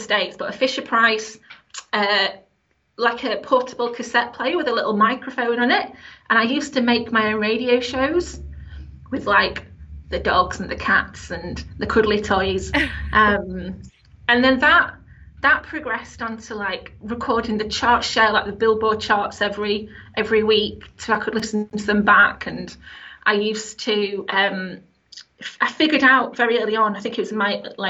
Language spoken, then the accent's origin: English; Sheffield, Yorkshire and the Humber, United Kingdom; I'm from Sheffield, like a working class family.